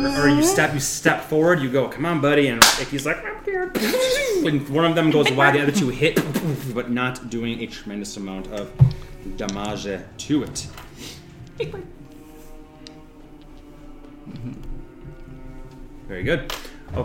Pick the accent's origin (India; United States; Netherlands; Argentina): India; That's okay. I'm Indian. It's fine.